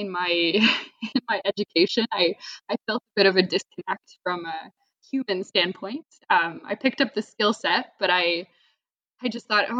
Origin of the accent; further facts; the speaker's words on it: Toronto, Ontario, Canada; I grew up in Toronto, Canada. So that's where I am right now